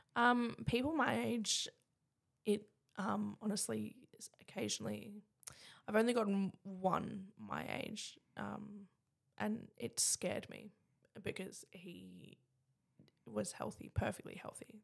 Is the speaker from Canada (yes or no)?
no; Adelaide, South Australia, Australia; I was born in Bedford Park in Adelaide